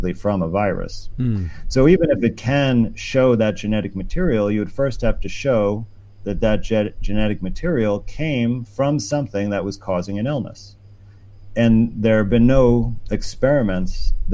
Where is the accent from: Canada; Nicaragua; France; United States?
United States; New York; my home state of New York